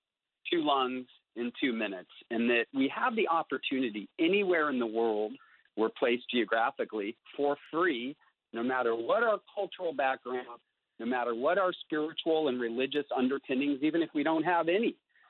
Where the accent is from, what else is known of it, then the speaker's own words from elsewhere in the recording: India; also born or lived in San Francisco, United States; I was born in San Francisco. But at that point, we were living in the high Himalayas of northern India, and actually ended up having my 5th and 7th birthdays there